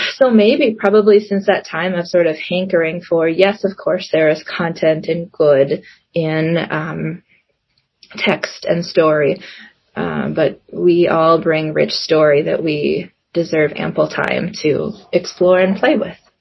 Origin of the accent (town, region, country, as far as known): Minnesota, United States; born or raised there; also born or lived in South Korea